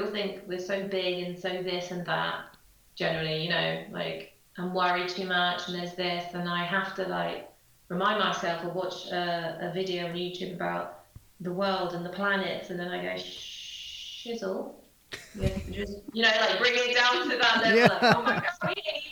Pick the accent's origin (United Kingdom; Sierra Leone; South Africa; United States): United Kingdom; England; in England as well, we're such a small country